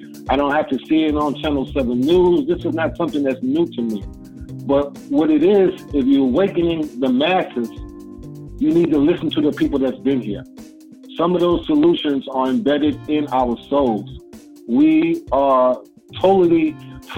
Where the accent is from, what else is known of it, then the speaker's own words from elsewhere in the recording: United States; I grew up in America